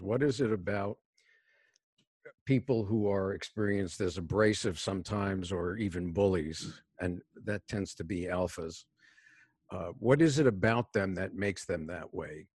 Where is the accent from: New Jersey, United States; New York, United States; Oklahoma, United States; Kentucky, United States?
New York, United States; New York City; moved away; I was born and raised in a city housing project in New York City